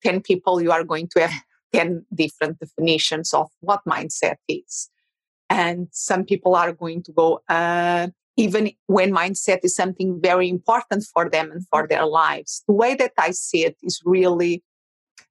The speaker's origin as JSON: {"language": "English", "country": "Portugal", "second_language": "English", "moved": "as an adult", "lives_now": "Phoenix, United States", "said": "And originally, I'm from Portugal."}